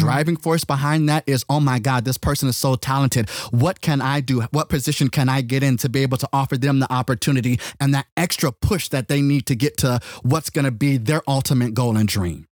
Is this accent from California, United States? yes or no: yes; California, United States; I'm not from the country. I was born and raised in California